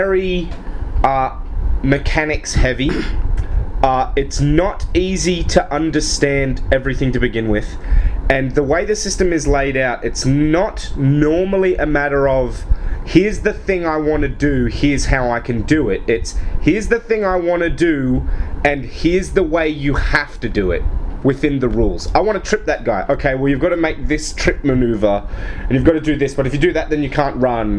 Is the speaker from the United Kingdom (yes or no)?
no; Australia; I'm from Australia